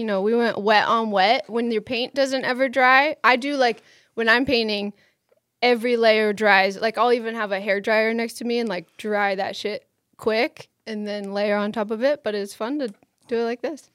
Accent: Maine, United States; moved away as an adult; also born or lived in Boulder; I grew up in Maine

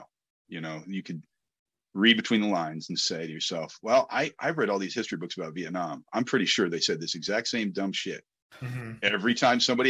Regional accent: New Jersey, United States; I was from Jersey

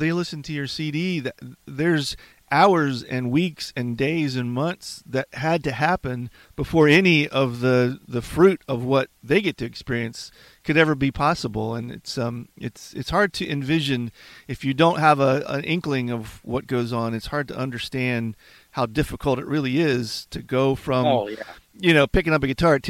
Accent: Virginia, United States; I'm from a small town in Virginia. It's kind of hard to take the home out of you when you grow up in a special place

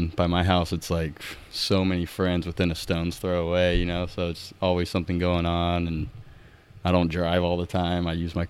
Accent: San Andreas, California, United States; born there; also born or lived in Pittsburgh / Indiana; I was born in Northern California in San Andreas.

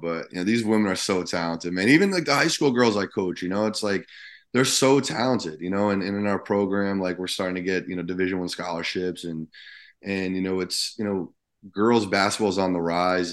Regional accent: New Jersey, United States; I grew up in Jersey

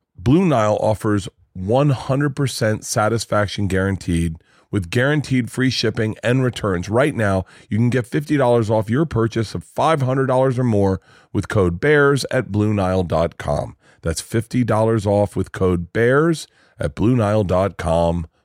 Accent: Florida, United States; moved away; also born or lived in New York

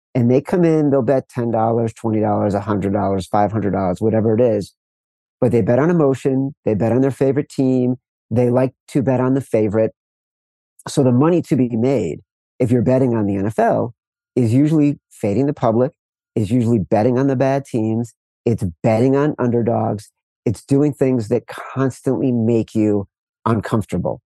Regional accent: Chicago, Illinois, United States; I'm from Chicago

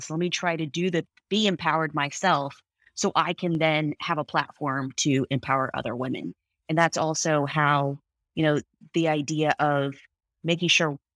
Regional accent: United States; I'm Indian American. My parent, I'm first generation American. My parents uh, immigrated here in the early '70s

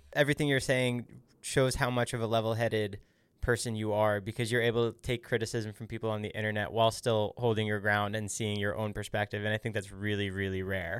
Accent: New Jersey, United States; I grew up in New Jersey

